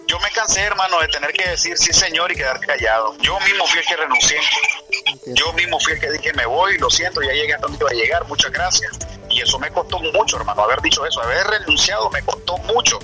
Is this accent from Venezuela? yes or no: no; Managua, Nicaragua; moved away as an adult; also born or lived in Costa Rica; now in United States; 1979, 21 de mayo, en la ciudad de Managua, Nicaragua